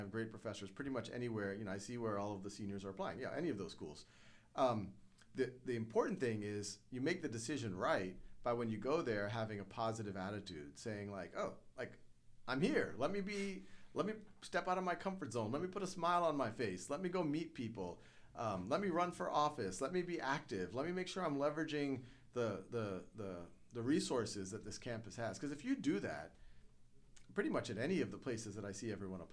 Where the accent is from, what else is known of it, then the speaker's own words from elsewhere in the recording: New Orleans, Louisiana, United States; I grew up in New Orleans.